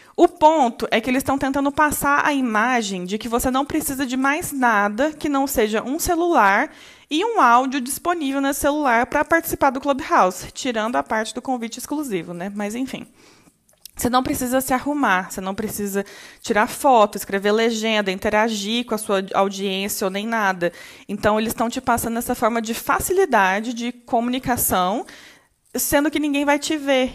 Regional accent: Brazil; nós, brasileiros

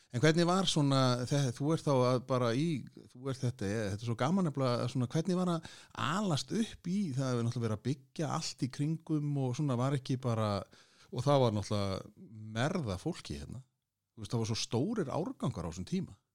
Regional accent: Kópavogur, Capital Region, Iceland; spyr ég eins og Sannur Kóbósboi

